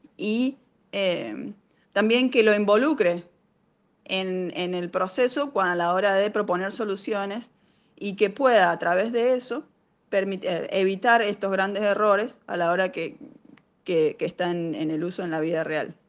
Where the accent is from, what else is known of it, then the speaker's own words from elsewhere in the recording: Argentina; moved away as an adult; now in Cambridge, United States; Yo soy una emprendedora argentina